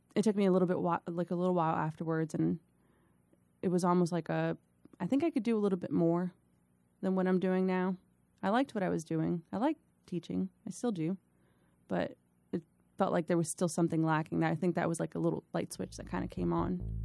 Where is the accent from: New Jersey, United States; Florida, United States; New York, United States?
Florida, United States; Miami; moved away as an adult; now in Virginia, United States; I was born in Miami, Florida, born and raised Miami, Florida, uh, twenty-plus years there.